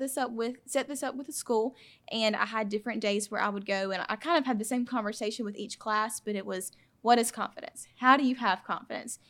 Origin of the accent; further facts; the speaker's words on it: Claxton, Georgia, United States; I'm from Claxton, Georgia